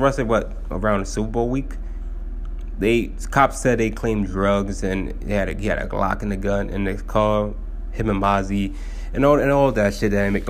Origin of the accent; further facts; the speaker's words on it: Haiti; I'm from Haiti